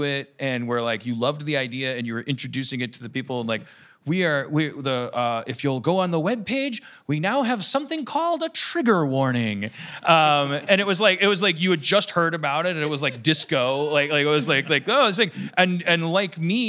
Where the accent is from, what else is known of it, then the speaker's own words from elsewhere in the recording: Wisconsin, United States; I'm from Wisconsin